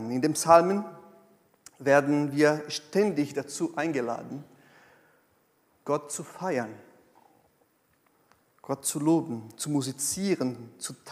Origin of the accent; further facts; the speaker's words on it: South Region, Brazil; now in Germany; Nee. Ich bin aus Südbrasilien und ich bin auch so.